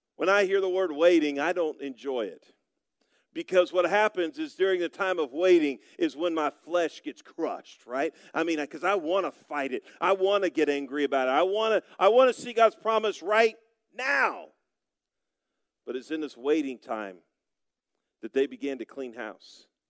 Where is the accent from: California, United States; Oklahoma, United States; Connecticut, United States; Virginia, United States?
Oklahoma, United States; Broken Arrow; moved away as an adult; also born or lived in Altus, Oklahoma; now in Perry, United States; I grew up in Broken Arrow, Oklahoma.